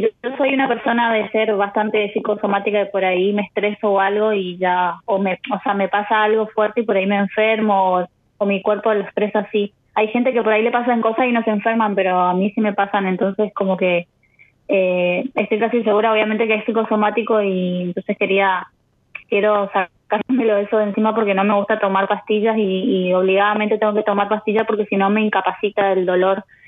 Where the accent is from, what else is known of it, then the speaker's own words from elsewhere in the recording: Posadas, Misiones, Argentina; moved away; also born or lived in Buenos Aires; yo nací en Buenos Aires en realidad, pero bueno, me, eh, me, me, mudé chiquitita a Misiones